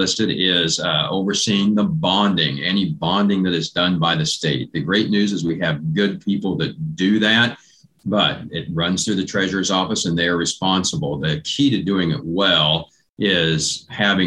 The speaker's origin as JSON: {"language": "English", "town": "Assaria", "region": "Kansas", "country": "United States", "tie": "born or raised there", "said": "being a fifth generation farmer where I grew up in Assyria. So I am still on the farm there at this point"}